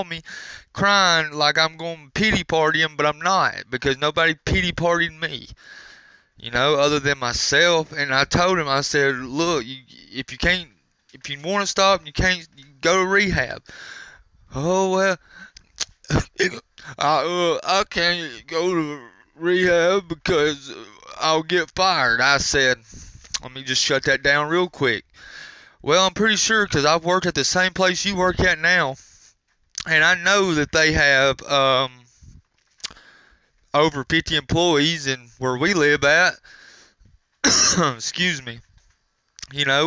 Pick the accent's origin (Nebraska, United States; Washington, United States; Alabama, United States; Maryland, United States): Alabama, United States; I'm from Alabama